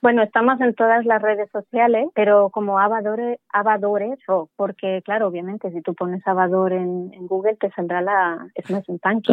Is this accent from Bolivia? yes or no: yes; Bolivia; moved away; yo de Bolivia